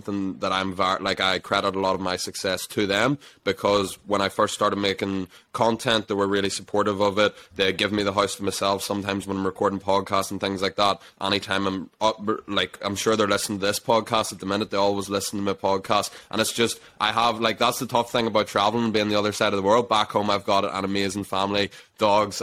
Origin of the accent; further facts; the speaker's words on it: Ireland; We're all Irish people.